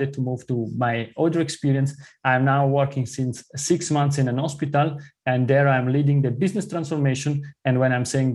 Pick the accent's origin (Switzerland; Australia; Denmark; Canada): Switzerland; southern part of Switzerland, southern Switzerland; first language Italian; English is a second language; moved away as an adult; also born or lived in Zurich, Switzerland; As you listen from my accent, I grew up in the southern part of Switzerland. My mother tongue is Italian